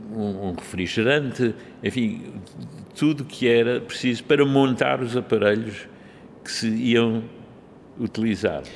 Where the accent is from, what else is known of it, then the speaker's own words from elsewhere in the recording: Lisbon, Portugal; Eu nasci em Lisboa em 1933 de pais alemães